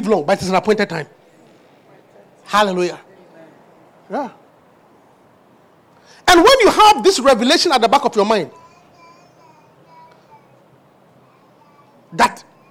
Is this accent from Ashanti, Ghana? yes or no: yes; Obuasi, Ashanti, Ghana; moved away; I was born in Obuasi, Africa.